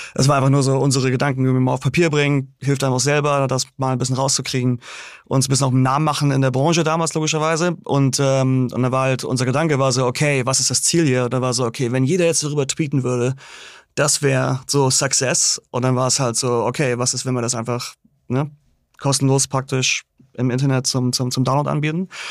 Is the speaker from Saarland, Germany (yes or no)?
no; Großhansdorf, Schleswig-Holstein, Germany; moved away as an adult; also born or lived in Hamburg; now in New York, United States; ich bin aufgewachsen in Großhansdorf, Endstation Nummer 1. Und dann bin ich in die Stadt gezogen, als ich irgendwie so 18 war oder so.